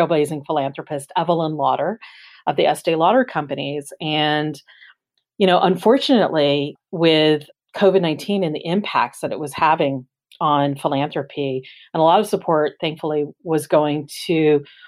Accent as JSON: {"language": "English", "region": "Florida", "country": "United States", "tie": "born or raised there", "also_born_or_lived": "Los Angeles", "moved": "yes", "said": "I grew up in Florida, where disasters of hurricanes and tornadoes certainly had an impact when I grew up"}